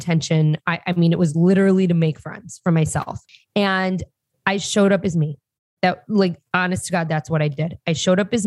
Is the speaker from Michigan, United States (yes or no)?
yes; Detroit, Michigan, United States; moved away as an adult; also born or lived in Chicago; I grew up in Detroit, and I'm very proud to say that, not the city, but in the suburbs of Detroit